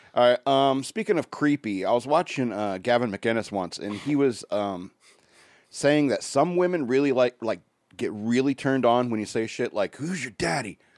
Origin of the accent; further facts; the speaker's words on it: United States; as American